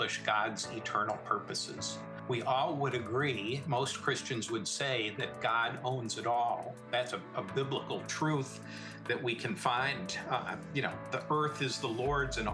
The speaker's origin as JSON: {"language": "English", "town": "Canandaigua", "region": "New York", "country": "United States", "tie": "born or raised there", "said": "I grew up in the Finger Lakes of upstate New York, a little town called Canandaigua"}